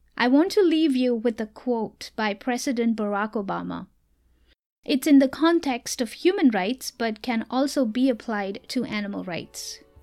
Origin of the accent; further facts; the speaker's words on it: Mumbai, Maharashtra, India; moved away; I am originally from India, so you will hear me share much about my life back in Mumbai as a child